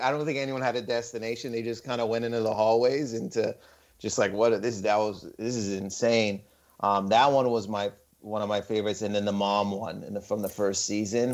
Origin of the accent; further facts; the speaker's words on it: Windsor, Ontario, Canada; I'm Lebanese but I wasn't born in Lebanon but I was born in Windsor Ontario which is on the border.